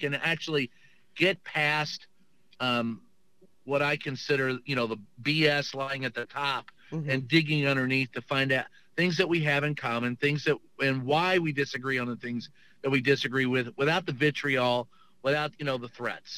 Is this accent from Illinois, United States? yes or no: no; Kentucky, United States; I grew up in Kentucky